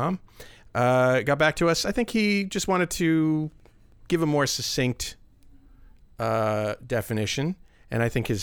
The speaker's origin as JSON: {"language": "English", "area": "Cape Cod", "region": "Massachusetts", "country": "United States", "tie": "born or raised there", "moved": "yes", "lives_now": "Iowa City, United States", "said": "I grew up on Cape Cod."}